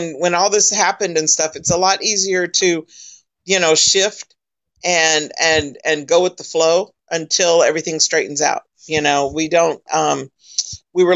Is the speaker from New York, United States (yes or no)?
no; California, United States; moved away as an adult; now in Florida, United States; I grew up in California.